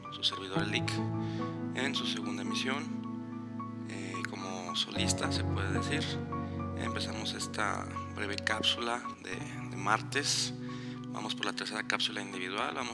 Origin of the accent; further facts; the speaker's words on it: Guadalajara, Jalisco, Mexico; yo no viví toda mi vida aquí, llegué de Guadalajara.